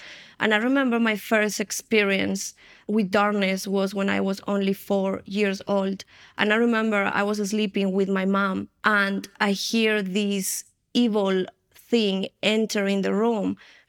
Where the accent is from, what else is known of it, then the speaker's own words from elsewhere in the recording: Colombia; born there; I was born here in Colombia, and my family, my grandmother, my mom, my great-grandmother, as far as we know, all of us, we were involved in the occultism.